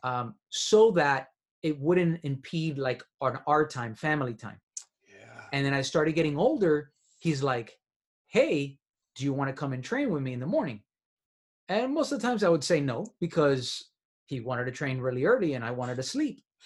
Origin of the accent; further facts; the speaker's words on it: Miami, Florida, United States; I'm from Miami